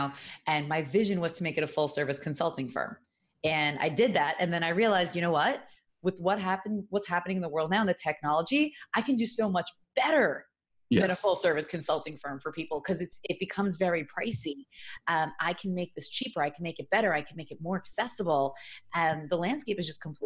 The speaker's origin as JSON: {"language": "English", "region": "New York", "country": "United States", "tie": "born or raised there", "moved": "as an adult", "lives_now": "Los Angeles, United States", "said": "I grew up in New York, I did 23 years"}